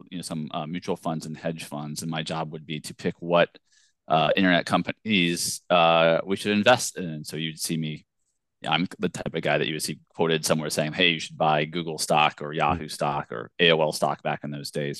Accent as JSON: {"language": "English", "region": "Virginia", "country": "United States", "tie": "born or raised there", "said": "I grew up in Virginia"}